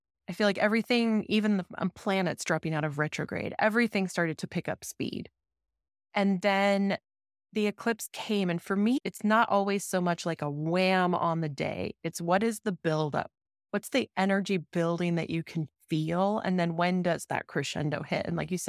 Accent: Denver, Colorado, United States; And then also my connection to my home state, like Denver, where I grew up.

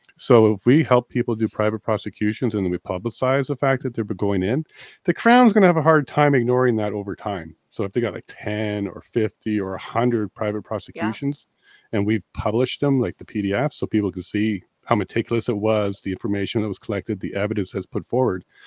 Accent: Ontario, Canada; moved away as an adult; now in Alberta, Canada; I'm a paralegal from Ontario originally. I'm now in Alberta

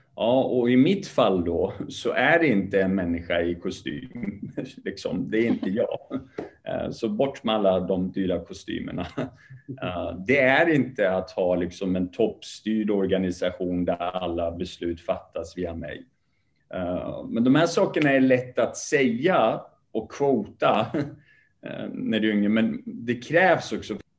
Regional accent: Sweden; born or raised there; also born or lived in Kurdish part of Iran

